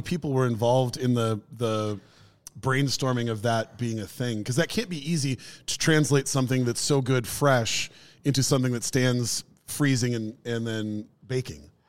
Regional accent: Minneapolis, Minnesota, United States; pizza joint in the neighborhood that I grew up

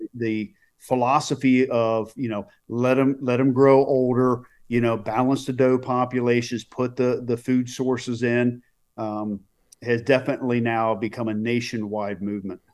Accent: Reisterstown, Maryland, United States; I grew up in Maryland.

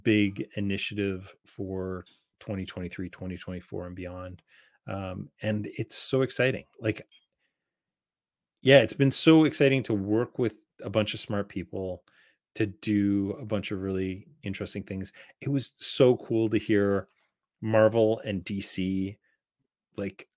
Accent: Canada; I'm Canadian

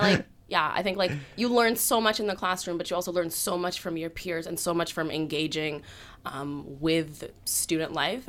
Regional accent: Halifax, Nova Scotia, Canada; was born and raised in Halifax

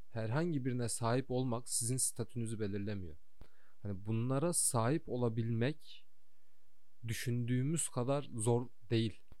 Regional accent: Kayseri, Kayseri Province, Turkey; moved away as an adult; also born or lived in Sivas / Istanbul; now in Canada; Sivas'ta doğdum. Kayseri'de büyüdüm.

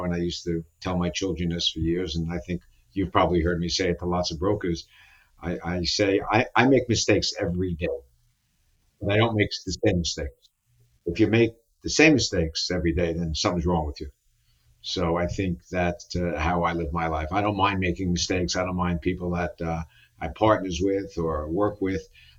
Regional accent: New York City, New York, United States; I was born in the Bronx, near really? Yankee Stadium. Yeah, near Yankee Stadium. We lived with my grandmother and grandfather, my mother's parents at the time.

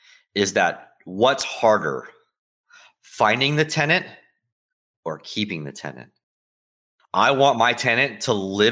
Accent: St. Petersburg, Florida, United States; I'm a Florida native. I never really liked Tampa. I was born in St. Pete.

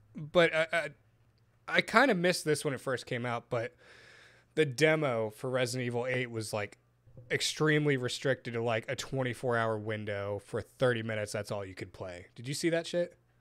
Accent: Dallas, Texas, United States; from Dallas

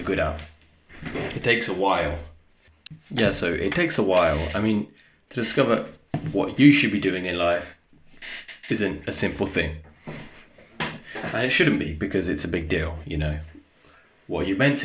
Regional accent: Essex, East of England, United Kingdom; moved away as an adult; also born or lived in Leicestershire; I was born in Essex. It's a county pretty famous for its reality TV, a disgrace of television. So I moved to Leicestershire. I won't just tell you which town, but moved to Leicestershire when I was 18

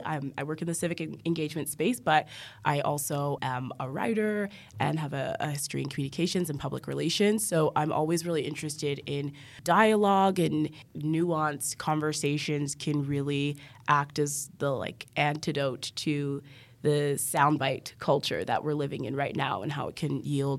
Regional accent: Alberta, Canada; I grew up in Alberta, and growing up Black and on the prairies

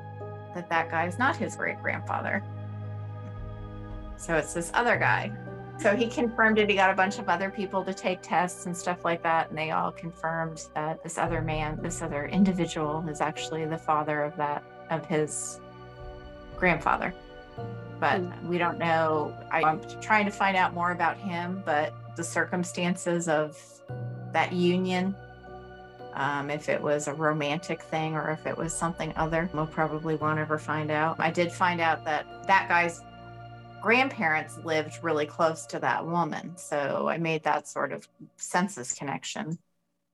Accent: Los Angeles, California, United States; moved away as an adult; now in Greenville, United States; I was born and raised in Los Angeles

